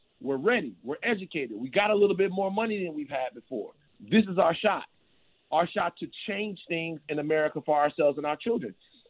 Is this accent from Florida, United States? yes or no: no; Baton Rouge, Louisiana, United States; Baton Rouge, Louisiana.